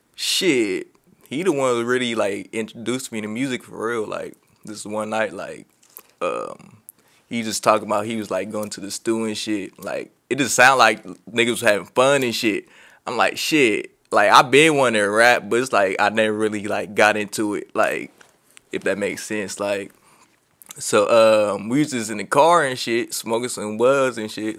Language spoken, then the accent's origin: English; Long Beach, California, United States; I'm from Long Beach, California. Uh, born and raised.